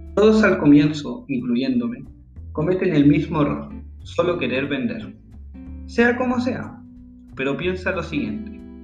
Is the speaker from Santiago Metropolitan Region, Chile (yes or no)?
yes; Santiago, Santiago Metropolitan Region, Chile; now in Caldera, Chile; Nací en Chile Santiago exactamente, la capital del país, donde luego me mudé a un pueblo llamado Caldera, donde sigo viviendo actualmente